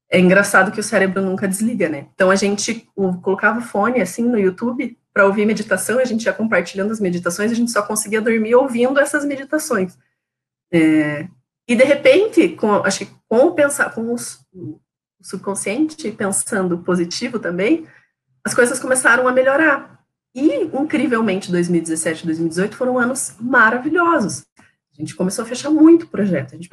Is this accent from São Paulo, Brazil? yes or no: yes; São Paulo, Brazil; now in Curitiba, Brazil; Aí a gente falava, ah, então, é que a gente é de São Paulo e tá vindo para Curitiba.